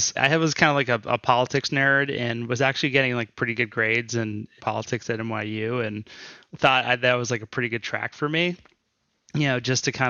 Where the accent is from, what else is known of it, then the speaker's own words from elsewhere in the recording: Houston, Texas, United States; I'm from Texas. Yeah, I'm from Houston, Texas.